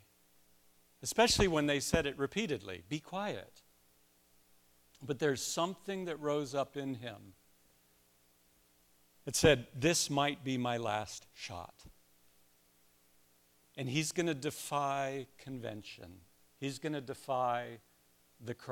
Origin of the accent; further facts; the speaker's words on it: Columbus, Ohio, United States; I'm from Columbus